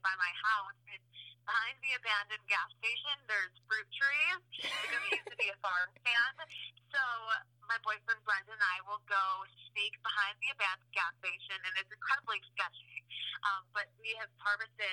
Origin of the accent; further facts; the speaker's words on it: northwest suburbs of Chicago, Illinois, United States; also born or lived in South Florida; I grew up in Illinois, northwest suburbs of Chicago